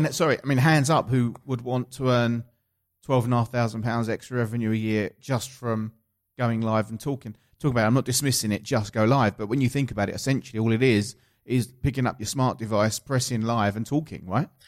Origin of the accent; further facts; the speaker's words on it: Essex, East of England, United Kingdom; accent: Essex; my Essex accent